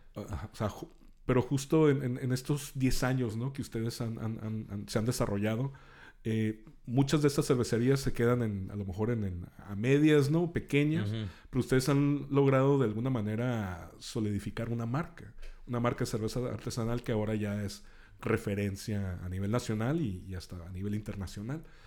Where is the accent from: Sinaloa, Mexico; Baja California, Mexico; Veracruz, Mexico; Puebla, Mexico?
Baja California, Mexico; Tijuana; no, no soy norteño, yo soy fronterizo, ¿no? Transfronterizo